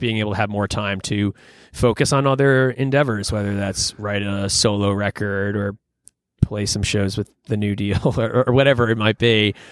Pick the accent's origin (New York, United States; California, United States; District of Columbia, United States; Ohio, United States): New York, United States; Long Island; moved away; also born or lived in Philadelphia; I grew up on Long Island and only about an hour from New York City.